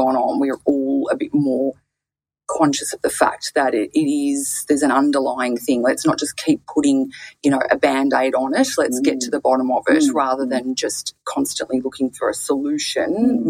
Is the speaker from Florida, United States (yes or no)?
no; Bronx, New York, United States; I'm from the Bronx. I like to keep it real